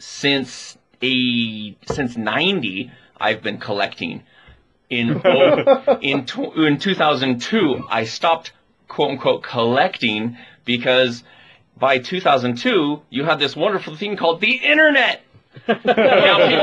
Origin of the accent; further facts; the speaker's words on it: United States; I am an American otaku